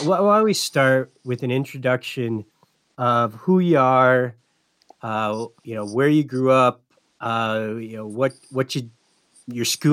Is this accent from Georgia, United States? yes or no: no; Upper Peninsula, Michigan, United States; moved away; also born or lived in Minnesota; I grew up in Michigan, Upper Peninsula, Michigan